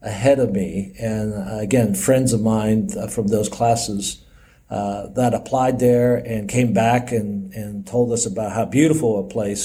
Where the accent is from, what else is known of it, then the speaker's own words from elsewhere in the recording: New York, United States; moved away as an adult; also born or lived in Macau, China; I was born in Macau, grew up as a little kid there, moved to the United States, immigrated to the United States, to New York in 1967. And grew up as a New Yorker, went to Stony Brook School out in Long Island